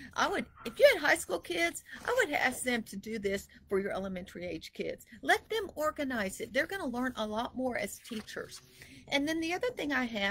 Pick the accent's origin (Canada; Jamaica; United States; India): United States; Texas; moved away; also born or lived in Idaho; here I was from Texas